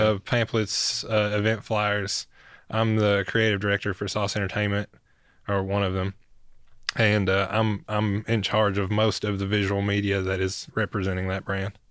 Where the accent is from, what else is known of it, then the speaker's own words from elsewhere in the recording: Hancock County, upper Northeast Tennessee, United States; moved away as an adult; now in Knoxville, United States; I'm from Hancock County to Knox County.